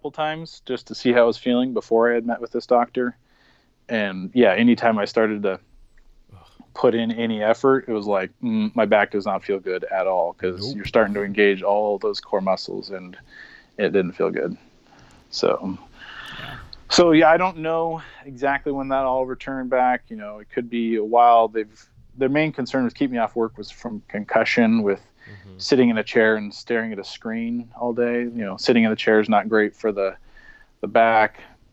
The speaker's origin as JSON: {"language": "English", "town": "Spokane", "region": "Washington", "country": "United States", "tie": "born or raised there", "said": "I'm originally from the Spokane, Washington area. That was where I was born and raised."}